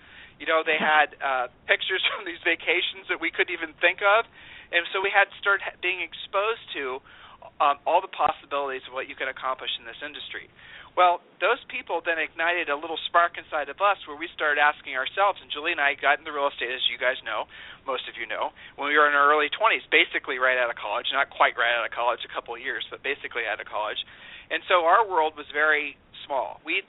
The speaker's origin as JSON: {"language": "English", "town": "Worthington", "region": "Ohio", "country": "United States", "moved": "as an adult", "lives_now": "Austin, United States", "said": "we started selling real estate in Columbus, Ohio, because we're from Columbus, Ohio, Worthington, Ohio specifically. And they're wondering how we ended up in Austin, Texas."}